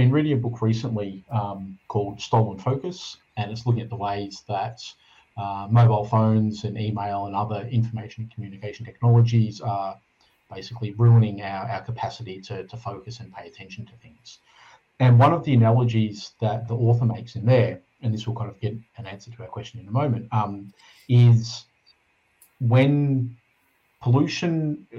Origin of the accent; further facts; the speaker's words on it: Australia; So, you know, I'm Australian, but white Australian with a European heritage and things like that.